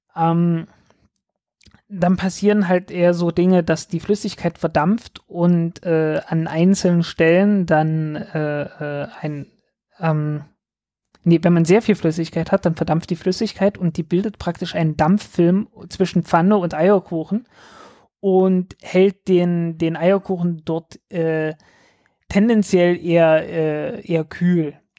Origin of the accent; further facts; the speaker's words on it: southern Saxony-Anhalt, Germany; ich komme nicht aus Berlin, ich komme aus, ich, ich komme aus dem Süden von Sachsen-Anhalt